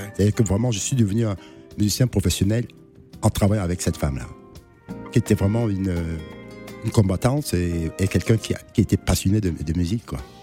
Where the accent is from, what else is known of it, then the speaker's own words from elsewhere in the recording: Douala, Littoral, Cameroon; moved away as an adult; now in Paris, France; dans ma jeunesse quand j'étais au Cameroun